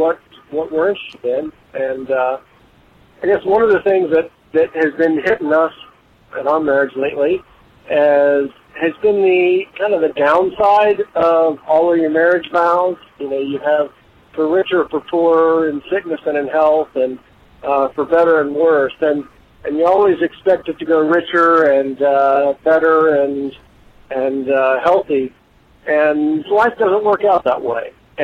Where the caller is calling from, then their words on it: Illinois, United States; Hey, Tony and Lisa … And I am calling from Illinois, but I started listening to your podcast in Germany